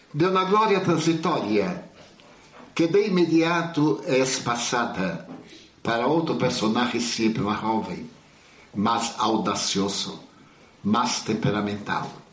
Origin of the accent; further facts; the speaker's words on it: Bahia, Brazil; como um bom baiano brasileiro